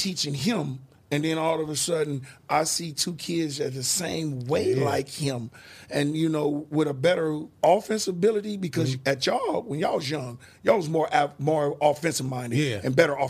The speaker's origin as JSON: {"language": "English", "town": "Oakland", "region": "California", "country": "United States", "tie": "born or raised there", "also_born_or_lived": "Seattle", "said": "growing up in Oakland in the 80s was hard."}